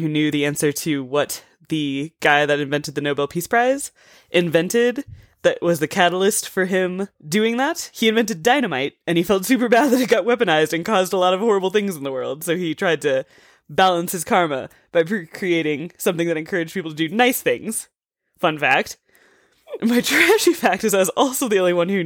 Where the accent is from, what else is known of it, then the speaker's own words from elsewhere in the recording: Midwest, United States; accent: Midwest mush mouth; we're both from the Midwest